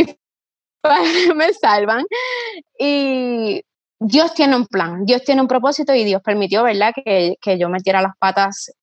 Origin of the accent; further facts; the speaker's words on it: Ponce, Puerto Rico; soy de Ponce, Puerto Rico, mi negocio se encuentra ubicado en casco urbano